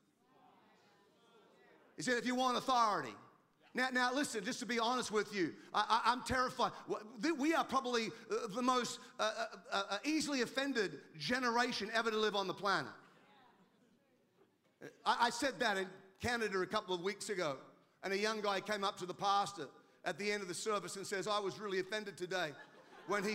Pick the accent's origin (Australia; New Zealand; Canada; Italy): Australia; now in United States; I'm an Australian. I live in America.